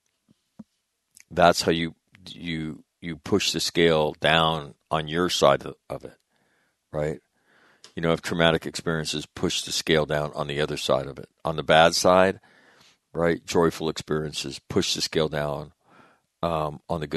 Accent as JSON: {"language": "English", "region": "North Dakota", "country": "United States", "moved": "yes", "said": "I'm from North Dakota. I lived in North Dakota."}